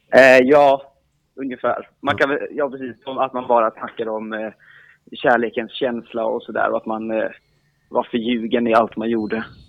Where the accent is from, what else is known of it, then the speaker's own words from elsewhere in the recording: Emmaboda, Kalmar County, Sweden; jag är också från Emmaboda